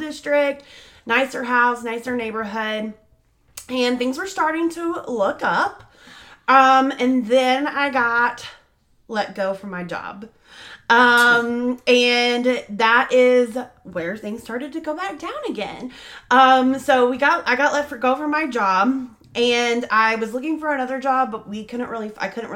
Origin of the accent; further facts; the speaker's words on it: North Richland Hills, Texas, United States; North Richland Hills. That's my hometown